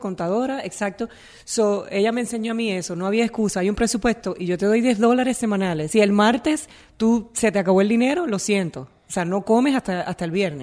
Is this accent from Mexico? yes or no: no; Naranjito, Puerto Rico; yo vengo de Naranjito, de un pueblito que uno no vas a conocer nunca porque no, no vas a hacer nada nunca allí en Puerto Rico